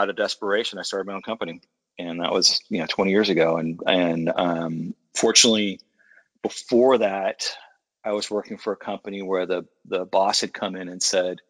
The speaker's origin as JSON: {"language": "English", "town": "San Francisco", "region": "California", "country": "United States", "tie": "born or raised there", "said": "I was born and raised in San Francisco in the Mission District on a 6-lane street"}